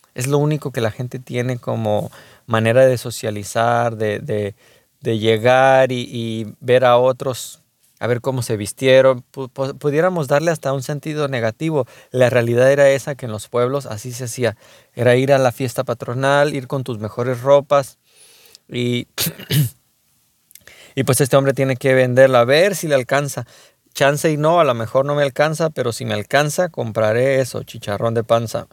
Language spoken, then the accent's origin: Spanish; Lázaro Cárdenas, Michoacán, Mexico; la ciudad donde yo nací, Lázaro Cárdenas, Michoacán